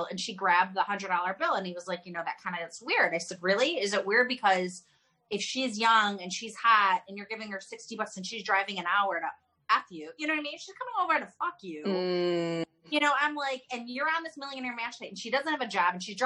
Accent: Chicago, Illinois, United States; now in California, United States; I'm from Chicago

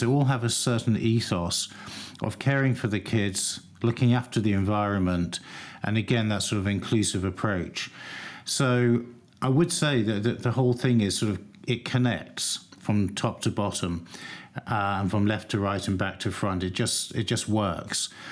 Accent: London, United Kingdom; I grew up in North London, so I'm very familiar with the area.

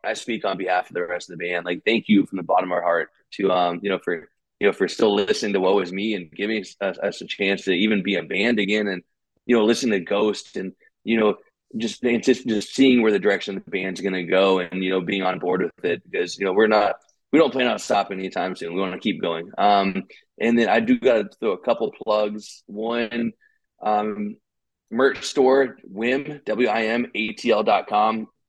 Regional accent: California, United States; We're from Georgia, and me and Ben were from California originally, so we don't do well in snow.

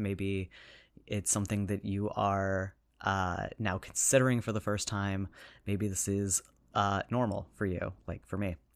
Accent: United States; as an American

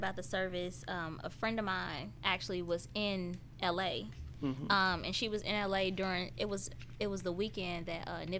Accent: Chicago, Illinois, United States; moved away; in my hometown, I'm from Chicago, right.

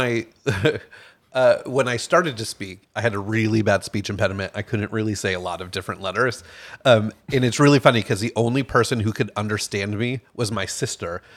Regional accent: Connecticut, United States; I grew up in a very, very small town as well in Connecticut.

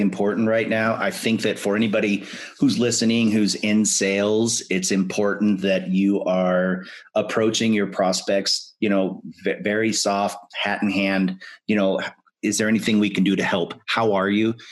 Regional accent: Spokane, Washington, United States; my hometown. You know, graduated from high school in Spokane

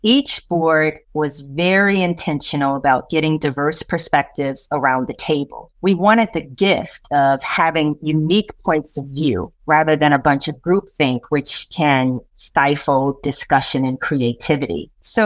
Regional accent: Chicago, Illinois, United States; moved away as an adult; also born or lived in London / New York; I was born and raised in Chicago. I'm the youngest of five children. I grew up in one of the first neighborhoods that was built from the ground up for Black first-time homeowners

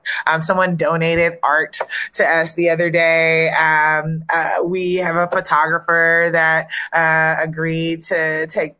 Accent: the South, United States; I'm a Southerner. I'm a Southern girl

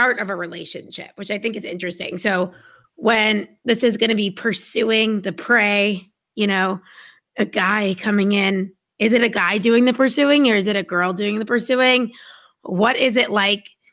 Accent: United States; I'm American

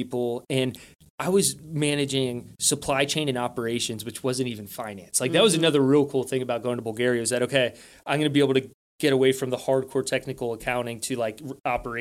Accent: United States; me being an American

